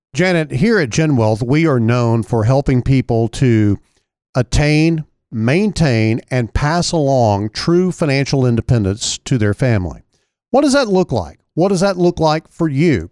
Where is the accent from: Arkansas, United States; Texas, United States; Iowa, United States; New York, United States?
Arkansas, United States; El Dorado; Amy from my hometown in El Dorado.